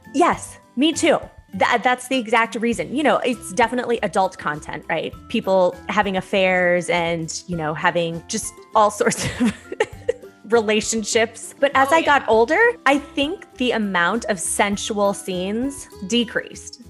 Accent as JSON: {"language": "English", "town": "Santa Barbara", "region": "California", "country": "United States", "tie": "born or raised there", "said": "I was born in Santa Barbara"}